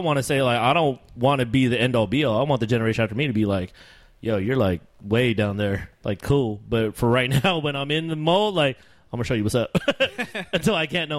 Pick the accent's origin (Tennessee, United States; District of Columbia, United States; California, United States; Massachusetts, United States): California, United States; Sacramento; We're from Sacramento.